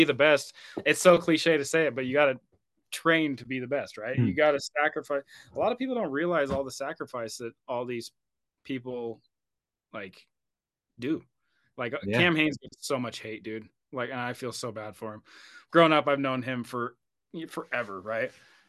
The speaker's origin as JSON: {"language": "English", "region": "Oregon", "country": "United States", "tie": "born or raised there", "moved": "as an adult", "lives_now": "Utah, United States", "said": "So I grew up in Oregon. I lived there for 26 years until I moved to Utah."}